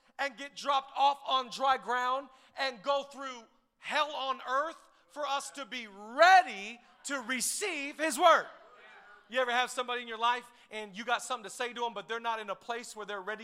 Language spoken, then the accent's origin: English; Seattle, Washington, United States; We're from Washington. We're from Seattle area